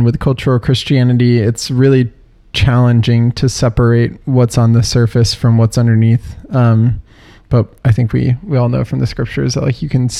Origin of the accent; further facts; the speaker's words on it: Texas, United States; moved away as an adult; now in Chicago, United States; growing up in Texas